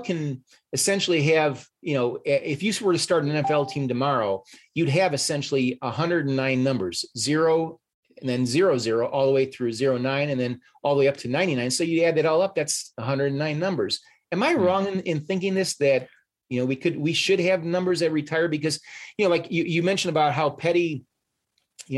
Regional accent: Chicago, Illinois, United States; I'm from Chicago, and I covered the Chicago Bears for a number of years

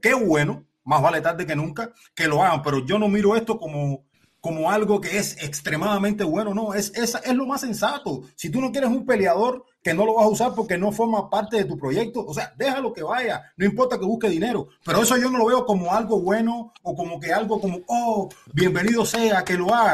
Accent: Villa Clara, Cuba; moved away; Hugo Noriega, que es de Villa Clara, de donde soy yo

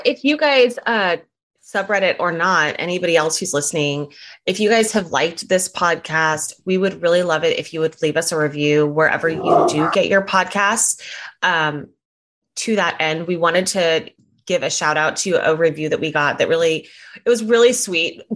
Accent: California, United States; I'm from California

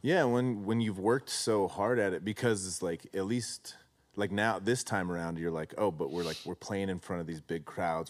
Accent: Arizona, United States; moved away; I grew up in Arizona

